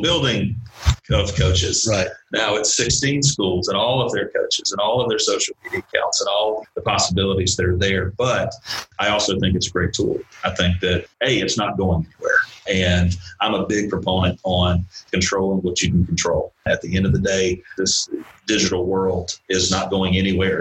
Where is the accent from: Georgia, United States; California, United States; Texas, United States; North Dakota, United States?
Georgia, United States; Valdosta; originally I'm from Valdosta, Georgia